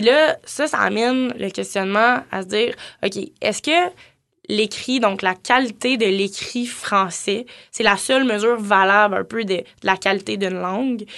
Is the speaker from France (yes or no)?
no; Gatineau, Quebec, Canada; je viens de Gatineau